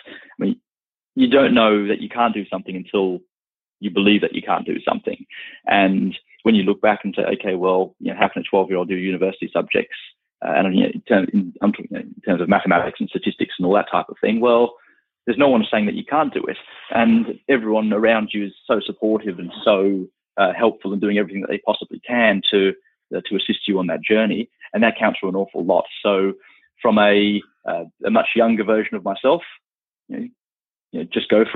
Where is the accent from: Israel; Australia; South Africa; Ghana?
Australia; also born or lived in London, United Kingdom; Australia is definitely home. It always has been